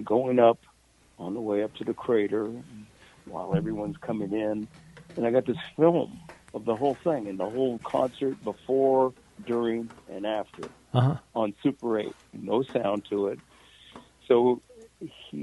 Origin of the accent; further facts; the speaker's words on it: San Francisco, California, United States; moved away as an adult; also born or lived in Los Angeles; I was born and raised in San Francisco, so I really missed San Francisco when I was living in L.A.